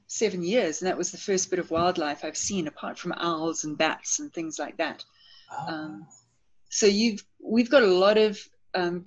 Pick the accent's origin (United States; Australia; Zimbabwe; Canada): Zimbabwe; moved away as an adult; also born or lived in Copperbelt, Zambia; now in South Africa; I was born in Zambia. I'm actually a copper baby. And by that, I mean that I was born on the copper belt in Zambia. And then when I was about 9 or 10, my family moved to Zimbabwe. At the time, it was still called Rhodesia, but I grew up in Zimbabwe.